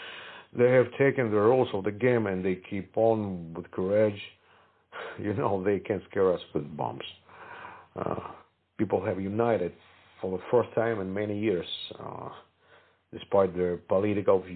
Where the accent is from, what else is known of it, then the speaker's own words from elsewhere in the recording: Kharkiv, Kharkiv Oblast, Ukraine; my hometown, Kharkiv, where I stayed.